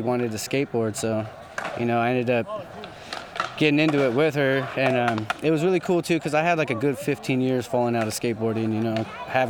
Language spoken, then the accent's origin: English; Hacienda Heights, California, United States; I grew up in Hacienda Heights, been there since 86, lived right there by Stimson Park. Grew up actually in the condos over by Wilson.